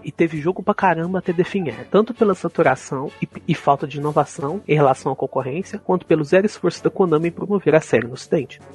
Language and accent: Portuguese; Minas Gerais, Brazil; accent: mineiro; Sotaque mineiro? Eu acho que eu não falo muito uai